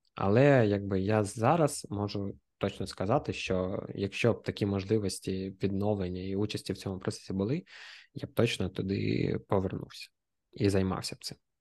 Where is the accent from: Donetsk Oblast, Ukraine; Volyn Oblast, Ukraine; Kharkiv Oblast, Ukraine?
Kharkiv Oblast, Ukraine; Kharkiv; я харків'янин